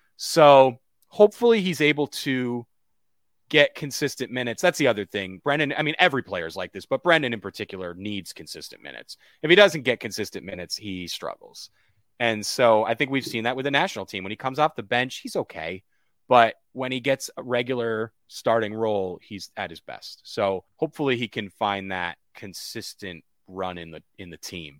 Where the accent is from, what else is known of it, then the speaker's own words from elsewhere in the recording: Connecticut, United States; moved away as an adult; now in Winston-Salem, United States; I'm from Connecticut, outside New York